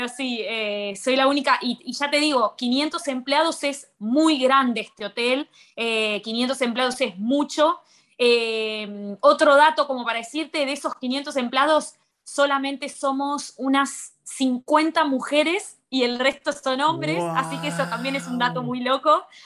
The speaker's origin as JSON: {"language": "Spanish", "town": "Colón", "region": "Buenos Aires Province", "country": "Argentina", "also_born_or_lived": "Rosario, Argentina / Barcelona, Spain", "moved": "as an adult", "lives_now": "Maldives", "said": "yo soy de, un de Colón, Buenos Aires, es un pueblo al norte de la provincia y me fui ocho años a vivir a Rosario"}